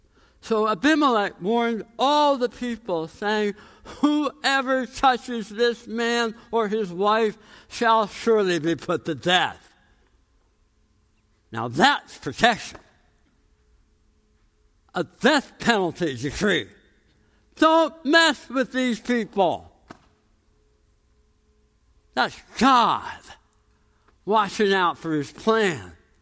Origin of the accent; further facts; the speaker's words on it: Philadelphia, Pennsylvania, United States; I come from Philadelphia.